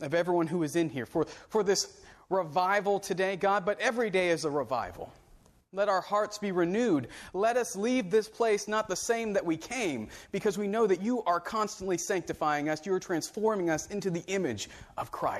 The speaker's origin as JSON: {"language": "English", "region": "Central Florida", "country": "United States", "tie": "born or raised there", "moved": "yes", "said": "I grew up in Central Florida"}